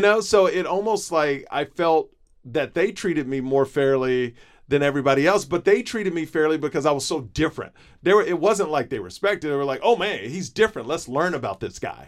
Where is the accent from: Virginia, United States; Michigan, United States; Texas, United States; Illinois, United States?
Texas, United States; Houston; Where I grew up in Houston